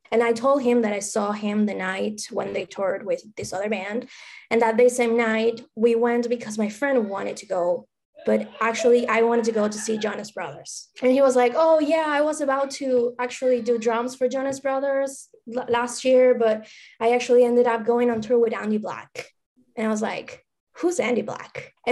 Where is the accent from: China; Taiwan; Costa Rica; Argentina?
Argentina; English is a second language; now in Los Angeles, United States; First of all, I'm sorry for my accent. English is my second language. Maybe you saw me on Twitter, and I'm actually from Argentina, but I live in the States right now in LA, California, sunny California.